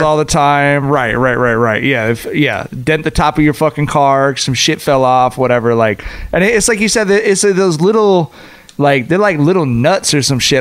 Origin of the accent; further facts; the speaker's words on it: Long Beach, California, United States; Long Beach is it was a great place to grow up, but it also has a, a side that allowed me to stay here and raise my family